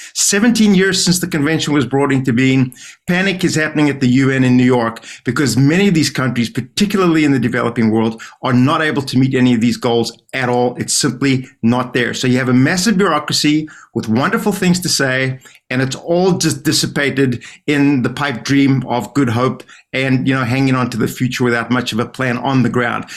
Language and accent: English; South Africa; I'm from South Africa.